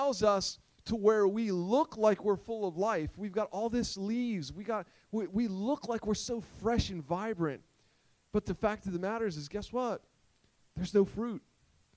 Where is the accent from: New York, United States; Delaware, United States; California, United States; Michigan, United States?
Delaware, United States; Sussex County; I'm from Sussex County